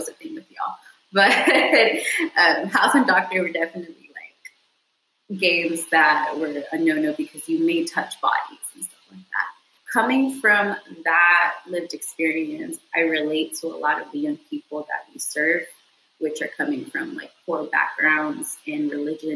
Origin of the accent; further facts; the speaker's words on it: Houston, Texas, United States; I was raised in Southwest Houston